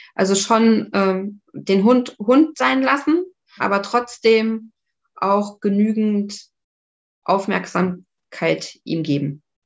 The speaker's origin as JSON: {"language": "German", "town": "Saarbrücken", "region": "Saarland", "country": "Germany", "moved": "yes", "lives_now": "Lübeck, Germany", "said": "ich komme ja eigentlich aus Saarbrücken und bin dann nach Lübeck gezogen"}